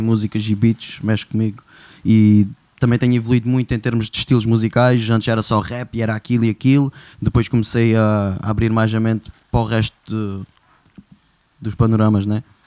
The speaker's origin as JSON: {"language": "Portuguese", "country": "Portugal", "tie": "born or raised there", "also_born_or_lived": "Siberia, Russia", "said": "vim para Portugal em 2000 com 6 anos de idade"}